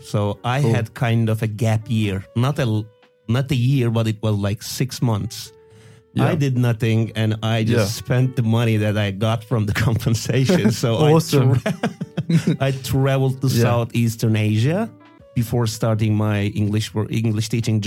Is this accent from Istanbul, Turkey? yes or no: yes; Istanbul, Turkey; from Istanbul, Turkey